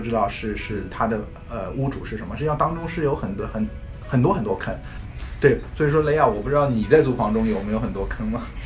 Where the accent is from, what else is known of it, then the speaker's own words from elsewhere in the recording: China; 我们中国人